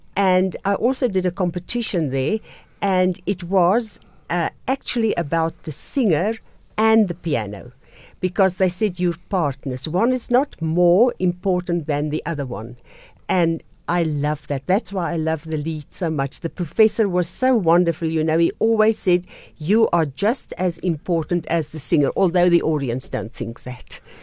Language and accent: English; Krugersdorp, Gauteng, South Africa; also born or lived in Vicksburg, Free State; now in Pretoria, South Africa; I grew up in Krugersdorp, went to Monument High School, and from there I went to Pretoria